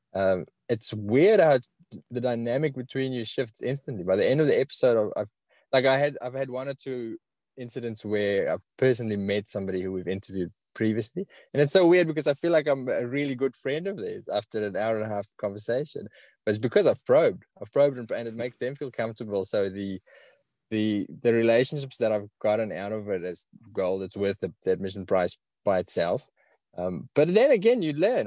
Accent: South Africa; accent: South African; now in Australia; I've got a really strong South African accent.

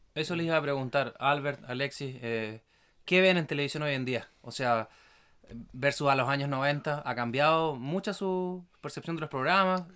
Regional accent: Villarrica, Araucanía, Chile; nosotros eh, nos criamos acá en Villarrica, en la novena región

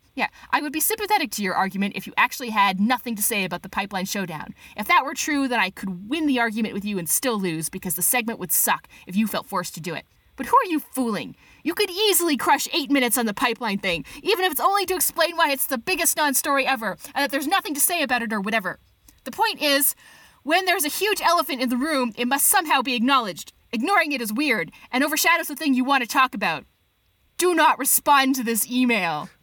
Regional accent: Canada

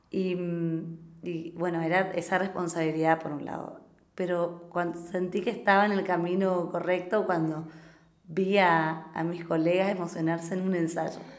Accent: San Javier, Misiones, Argentina; now in -; que allá en San Javier, que donde, de donde yo vengo, es un, género que gusta mucho, somos muy carnavaleros, estamos en la frontera con Brasil y nos criamos

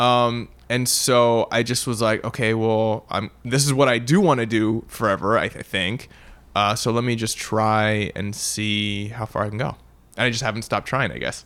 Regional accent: Vancouver, British Columbia, Canada; moved away as an adult; now in Los Angeles, United States; growing up in Canada

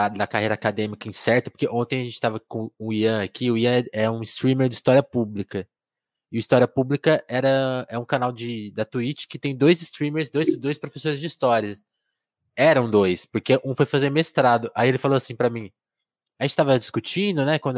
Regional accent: Porto Alegre, Rio Grande do Sul, Brazil; now in São Paulo, Brazil; como escritor, um cara de Porto Alegre.

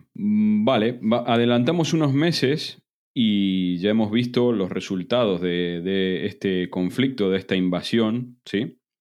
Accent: Argentina; now in Spain; aunque nacimos en Argentina, ambos dos vivimos hace prácticamente y no tan prácticamente 20 años en España

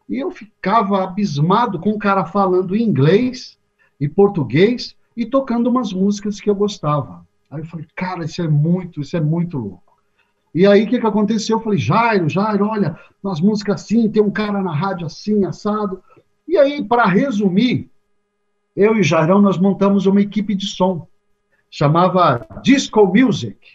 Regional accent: Mauá, São Paulo, Brazil; Eu nasci em Mauá, né, vivi durante muito tempo o ABCDM aqui de São Paulo.

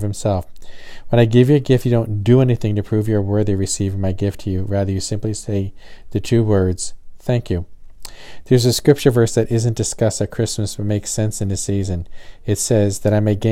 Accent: New Jersey, United States; now in the South, United States; Growing up in New Jersey, we never covered our outside water spigots

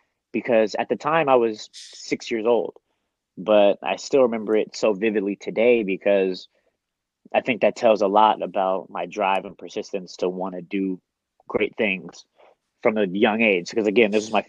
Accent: Oakland, California, United States; moved away as an adult; now in San Diego, United States; I grew up in Oakland

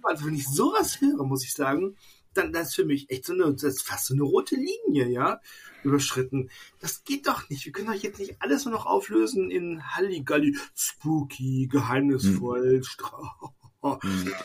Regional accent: Bad Oeynhausen, North Rhine-Westphalia, Germany; now in Koblenz, Germany; in meiner alten Heimat in Bad Oeynhausen

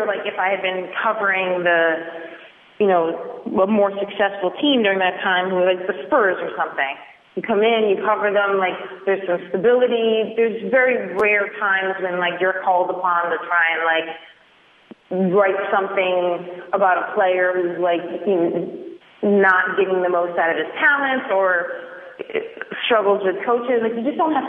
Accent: Schenectady, New York, United States; now in Brooklyn, United States; I'm from Schenectady, New York, which is outside of Albany, which is, like, 2.5 hours upstate

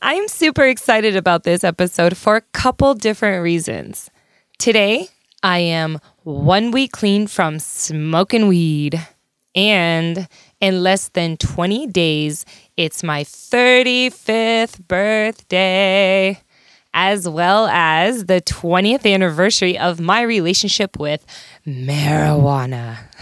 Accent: hometown fifteen minutes from Gibbon, Nebraska, United States; I lived in a tiny town called Gibbon, Nebraska.

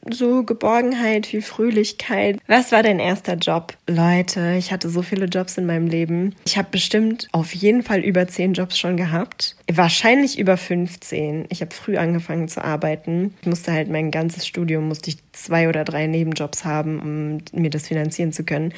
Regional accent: a small town in North Rhine-Westphalia, Germany; now in Frankfurt, Germany; ich komme aus einer Kleinstadt in Nordrhein-Westfalen.

